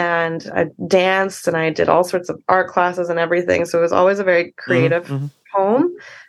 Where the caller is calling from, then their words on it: Vancouver, British Columbia, Canada; I am at my place in Vancouver. I'm just sitting literally on my bedroom floor.